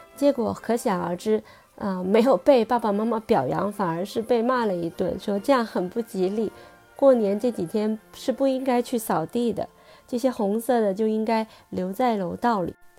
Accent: Guangzhou, Guangdong, China; now in United Kingdom; 我是一个土生土长的广州人

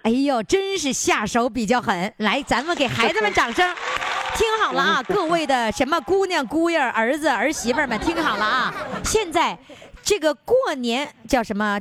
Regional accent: Northeast China, China; 咱们东北人

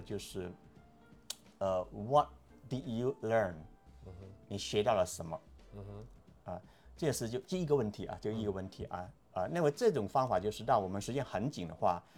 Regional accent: Guangdong, China; moved away as an adult; now in United States; 广东，在广东，在广东长大，在广州上大学五年，那后来出来工作，就是在医院里面做防疫科的那些

